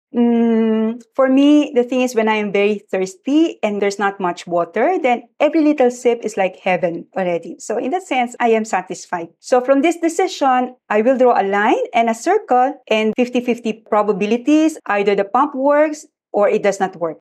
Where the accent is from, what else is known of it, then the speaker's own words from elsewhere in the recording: Malolos, Central Luzon, Philippines; moved away as an adult; I come from Malolos, which was not yet a city then, very rustic place. And in our house, we have a water pump